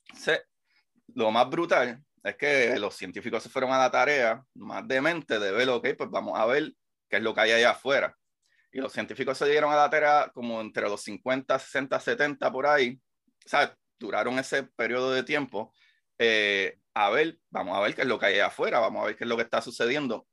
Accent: Bayamón, Puerto Rico; Yo soy de Bayamón. Soy vaquero.

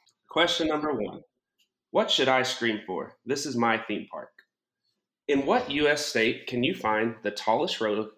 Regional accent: Fayetteville, Arkansas, United States; I'm from Fayetteville, Arkansas. I own my own electrical company here.

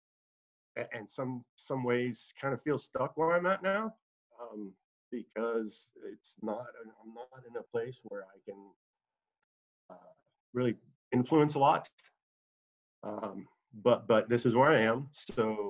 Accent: Indianapolis, Indiana, United States; moved away as an adult; also born or lived in Atlanta, Georgia; I grew up in Indianapolis, Indiana

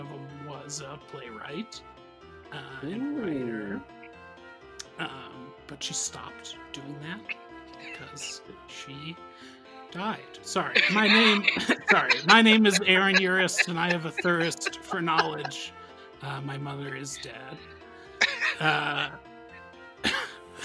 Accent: Ann Arbor, Michigan, United States; now in Denver, United States; I was born in 1988 in Ann Arbor, Michigan

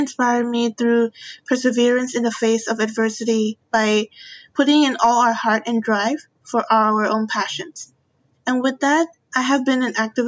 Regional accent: Myanmar; I'm from Myanmar.

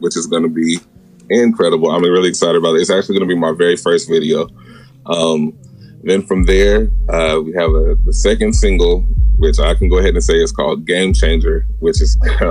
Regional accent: Portland, Oregon, United States; now in Auburn, Georgia, United States; Originally, I'm from Portland, Oregon

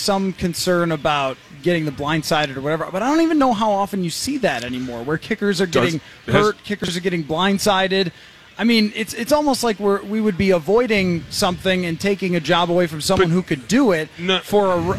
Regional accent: Buffalo, New York, United States; moved away; also born or lived in Minnesota; I grew up in Buffalo

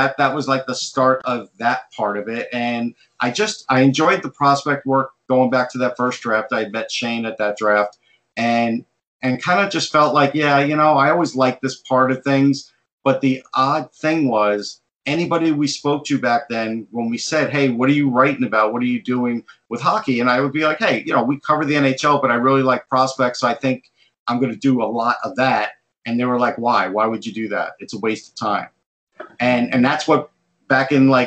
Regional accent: Long Island, New York, United States; I grew up on Long Island

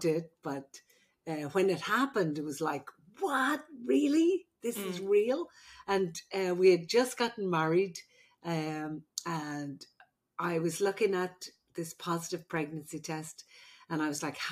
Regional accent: Ireland; now in United States; I'm the Irish midwife

